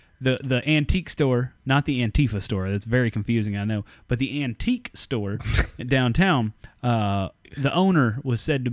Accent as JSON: {"language": "English", "region": "central Oklahoma", "country": "United States", "tie": "born or raised there", "moved": "yes", "said": "the small town that I grew up in, a town of less than 8,000 people in central Oklahoma"}